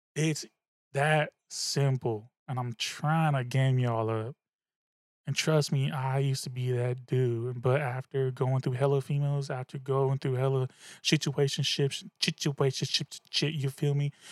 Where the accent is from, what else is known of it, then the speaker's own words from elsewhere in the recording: the Bay Area, California, United States; also born or lived in Suisun City, California; I'm from the Bay, that's what we do, alright? I was wearing tall tees in, in sixth, seventh, eighth grade